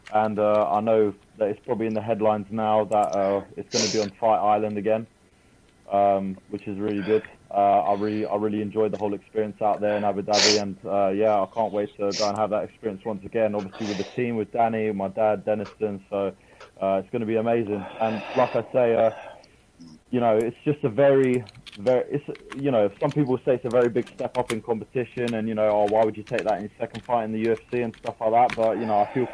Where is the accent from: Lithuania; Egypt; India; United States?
Lithuania; my country, that I was born in Lithuania